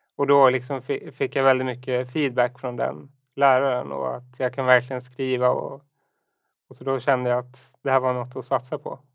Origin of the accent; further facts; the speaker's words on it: Enhörna, Stockholm County, Sweden; moved away as an adult; also born or lived in United States / Umeå; now in Stockholm, Sweden; jag är uppväxt då i Enhörna utanför Södertälje